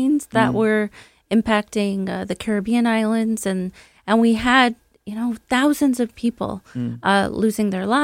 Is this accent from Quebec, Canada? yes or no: no; Brantford, Ontario, Canada; I'm actually from Brantford, Ontario, the home of Wayne Gretzky.